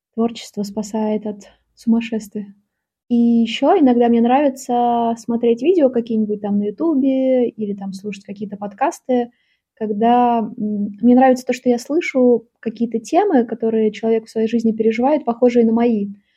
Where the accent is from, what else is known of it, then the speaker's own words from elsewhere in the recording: Saint Petersburg, Russia; Я родилась в Питере